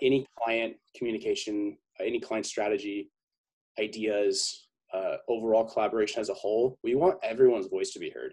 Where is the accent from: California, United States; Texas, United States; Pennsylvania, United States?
California, United States; San Diego; born and raised in San Diego, 22, almost 23 years old.